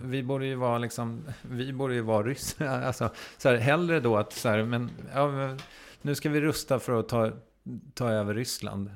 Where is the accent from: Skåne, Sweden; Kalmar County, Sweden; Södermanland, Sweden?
Södermanland, Sweden; Strängnäs; det diskuterades saker vid matbordet hemma i Strängnäs